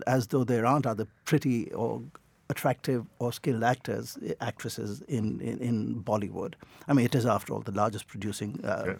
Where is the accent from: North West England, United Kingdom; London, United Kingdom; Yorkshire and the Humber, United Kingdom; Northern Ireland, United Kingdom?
Northern Ireland, United Kingdom; I was born in Northern Ireland.